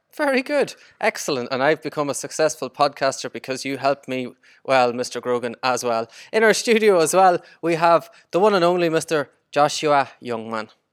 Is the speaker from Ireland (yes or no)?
yes; Ireland; I'm, I'm Irish, we don't like basketball.